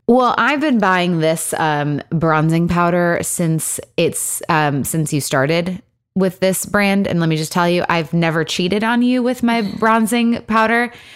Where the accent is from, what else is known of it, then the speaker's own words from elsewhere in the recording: Michigan, United States; also born or lived in Los Angeles; now in Nashville, United States; I'm from Michigan